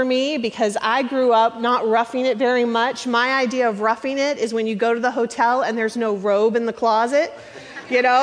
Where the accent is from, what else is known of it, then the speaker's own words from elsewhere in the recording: The Woodlands, Texas, United States; I'm from the Woodlands.